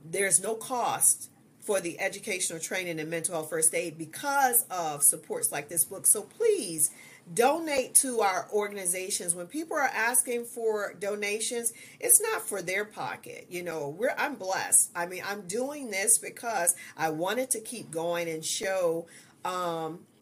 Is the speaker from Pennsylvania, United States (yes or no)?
no; Ohio, United States; moved away as an adult; now in Georgia, United States; I did go back home, which we're from Ohio. We moved to Georgia 2 years ago